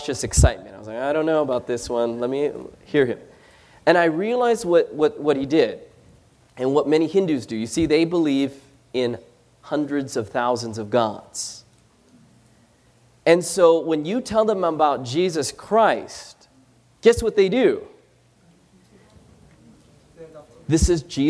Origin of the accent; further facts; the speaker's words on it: Philippines; we don't speak Chinese. We're Filipino.